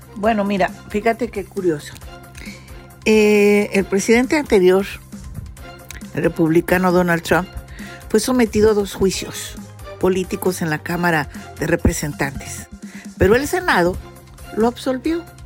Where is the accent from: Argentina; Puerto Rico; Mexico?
Mexico; te voy a hablar como mexicana